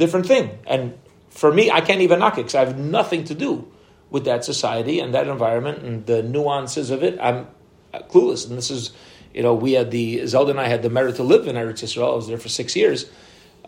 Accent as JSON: {"language": "English", "country": "United States", "moved": "yes", "lives_now": "Israel", "said": "me as an American"}